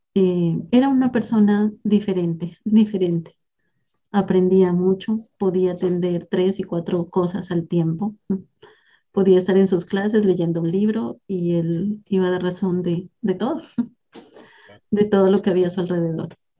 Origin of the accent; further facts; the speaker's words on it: southern Nariño, Colombia; now in Eje Cafetero, Colombia; soy colombiana, nací en la región sur del departamento de Nariño